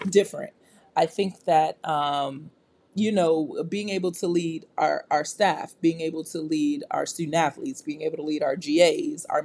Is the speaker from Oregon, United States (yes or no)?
no; New York, United States; I'm from New York.